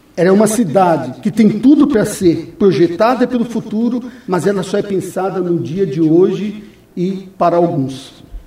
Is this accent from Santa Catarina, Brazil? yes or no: no; São Paulo, Brazil; moved away as an adult; also born or lived in Bolivia / Chile / Peru / Venezuela; now in Foz do Iguaçu, Brazil; eu saí do Brasil, doutor Nelson, em 1988 da minha cidade, de São Paulo.